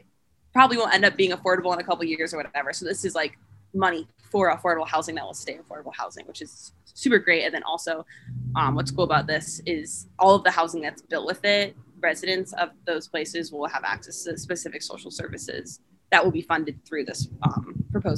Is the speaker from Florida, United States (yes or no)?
yes; Tampa, Florida, United States; moved away as an adult; now in Ann Arbor, United States; In high school, I would routinely go to a place called Trinity Cafe, and I'm from Tampa